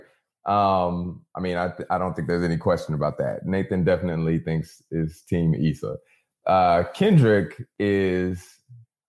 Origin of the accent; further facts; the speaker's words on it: near Galveston, Texas, United States; Galveston, Texas, about 30 minutes outside of where I grew up